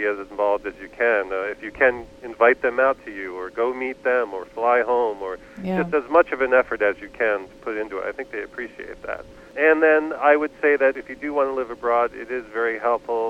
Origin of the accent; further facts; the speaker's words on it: Vermont, United States; moved away as an adult; also born or lived in Turkey; I grew up in Vermont